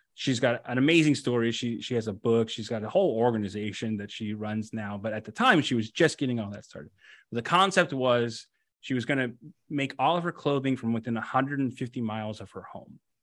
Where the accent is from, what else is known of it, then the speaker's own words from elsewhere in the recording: West Covina, California, United States; I grew up in, uh, in West Covina, uh, California